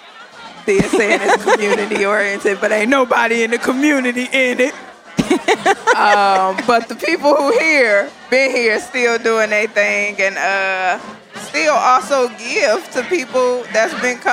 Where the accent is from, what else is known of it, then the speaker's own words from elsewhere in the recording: Detroit, Michigan, United States; I grew up on Atkinson.